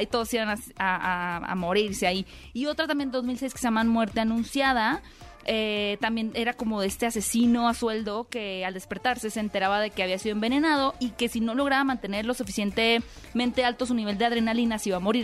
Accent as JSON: {"language": "Spanish", "country": "Mexico", "said": "como mexicanos"}